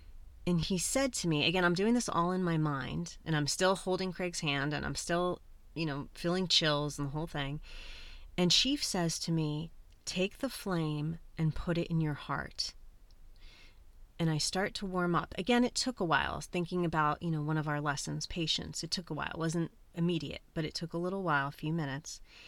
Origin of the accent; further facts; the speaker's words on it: Colombia; I'm adopted. I'm originally from Colombia and my birth mother is indigenous Colombian.